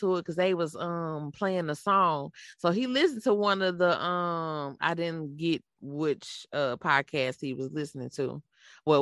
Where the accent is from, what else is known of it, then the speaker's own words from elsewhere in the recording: St. Louis, Missouri, United States; accent: country; I'm from St. Louis, born and raised. I'm just a little country.